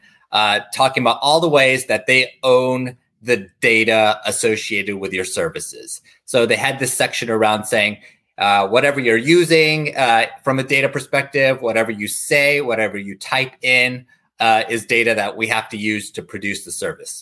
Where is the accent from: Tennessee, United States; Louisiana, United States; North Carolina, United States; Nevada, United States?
Tennessee, United States; I grew up in Tennessee